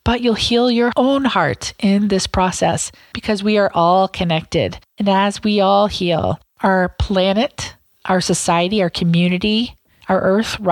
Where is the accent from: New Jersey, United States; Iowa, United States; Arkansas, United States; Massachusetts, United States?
Iowa, United States; Southwest; I grew up in Southwest Iowa, where it was 99% white, 99% Christian, 99% Republican.